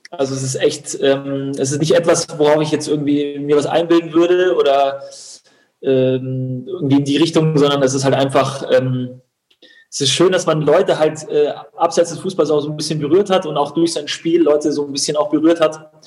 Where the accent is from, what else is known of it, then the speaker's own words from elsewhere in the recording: Unterhaching, Bavaria, Germany; Und Haching ist meine Heimat und ähm, oder war damals meine Heimat und mein Zuhause.